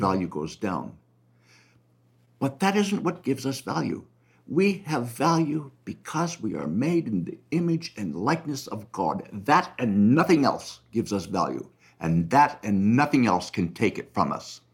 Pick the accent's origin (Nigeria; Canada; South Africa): Canada; I'm a Canadian. Keep in mind that my country pays for every abortion